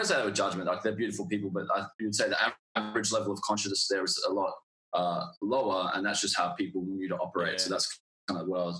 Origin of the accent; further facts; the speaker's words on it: Manjimup, Western Australia, Australia; now in Perth, Australia; I grew up in Manjimup in Western Australia, so it's about 3.5 hours down south of Perth, small country town, like population of 5,000.